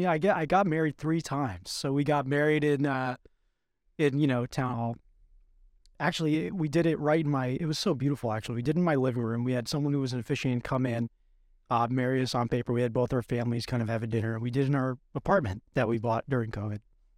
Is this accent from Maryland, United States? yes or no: no; Long Island, New York, United States; I'm from Long Island.